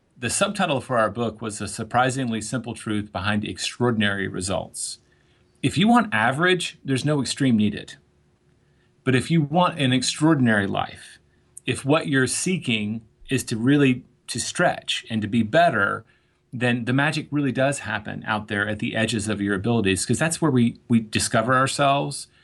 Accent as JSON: {"language": "English", "region": "Tennessee", "country": "United States", "tie": "born or raised there", "also_born_or_lived": "New York", "moved": "yes", "said": "growing up in Tennessee"}